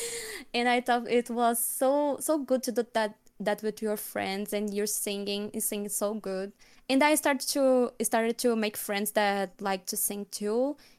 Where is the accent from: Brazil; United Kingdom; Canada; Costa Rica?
Brazil; Alagoas; first language Portuguese; English is a second language; I'm from Brazil, born and raised.